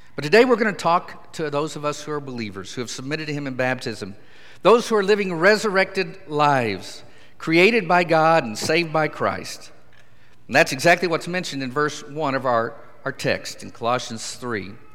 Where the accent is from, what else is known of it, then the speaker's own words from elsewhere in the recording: Idabel, Oklahoma, United States; I'm from southeastern Oklahoma